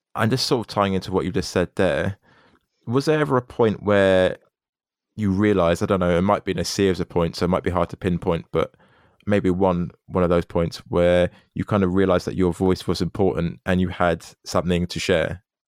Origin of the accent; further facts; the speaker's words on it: United Kingdom; born here